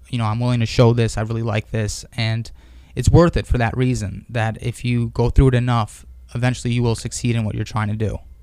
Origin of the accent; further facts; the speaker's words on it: New York City, New York, United States; I grew up here in Manhattan. Uh, I grew up in Stuyvesant Town